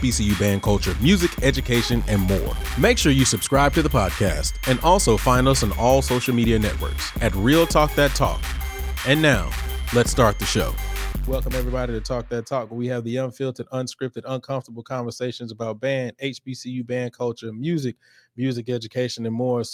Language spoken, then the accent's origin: English; Houston, Texas, United States; accent: Houston; this is my Houston accent